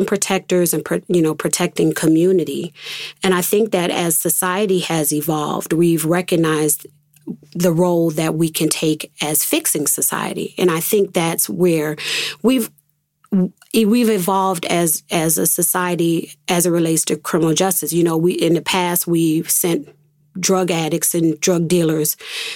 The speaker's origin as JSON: {"language": "English", "town": "Rochester", "region": "New York", "country": "United States", "tie": "born or raised there", "also_born_or_lived": "Atlanta", "said": "my hometown, the place where I grew up"}